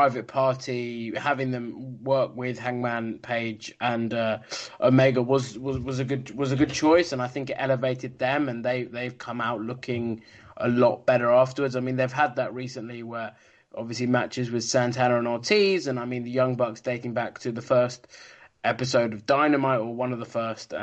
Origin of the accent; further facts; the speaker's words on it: United Kingdom; as a Brit